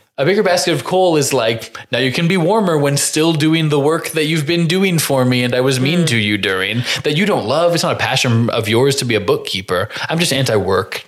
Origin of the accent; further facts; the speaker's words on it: Crawfordsville, Indiana, United States; I'm from Crawfordsville, Indiana